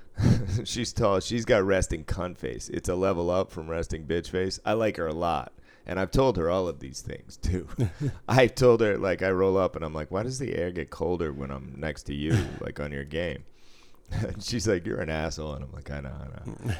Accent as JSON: {"language": "English", "town": "Boston", "region": "Massachusetts", "country": "United States", "said": "being from Boston"}